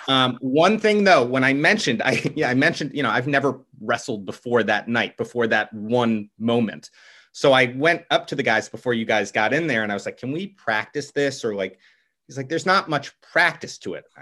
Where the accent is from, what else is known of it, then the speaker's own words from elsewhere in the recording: Stamford, Connecticut, United States; I'm from Stamford, Connecticut